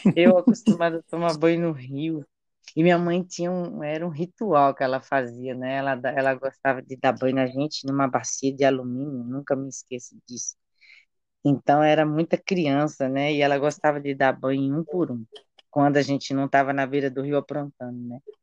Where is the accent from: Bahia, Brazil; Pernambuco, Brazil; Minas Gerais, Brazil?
Bahia, Brazil; Chapada Diamantina; also born or lived in Salvador / Belgium; now in São Paulo, Brazil; eu nasci na Chapada Diamantina, nasci na roça e sou de uma família grande